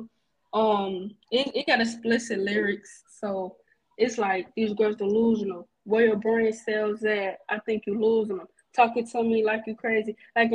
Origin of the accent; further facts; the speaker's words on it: Chicago, Illinois, United States; I'm a rapper from Chicago.